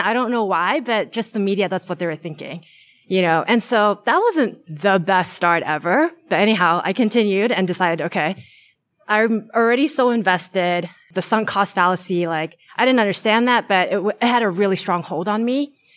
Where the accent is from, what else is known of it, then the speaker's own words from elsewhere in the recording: New Zealand; moved away as an adult; now in Bay Area, United States; I'm originally from New Zealand